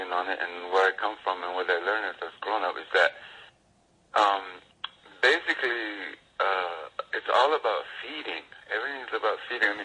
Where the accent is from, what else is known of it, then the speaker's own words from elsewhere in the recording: New Mexico, United States; moved away as an adult; also born or lived in Santiago Atitlan, Guatemala; I grew up in New Mexico